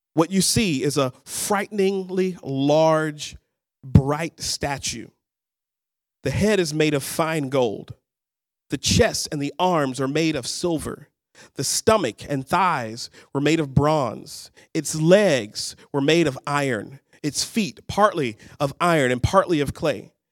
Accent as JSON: {"language": "English", "town": "Birmingham", "region": "Alabama", "country": "United States", "also_born_or_lived": "Dallas, Texas", "moved": "as an adult", "lives_now": "Seattle, United States", "said": "I'm originally from Birmingham, Alabama, what we would call the Deep South"}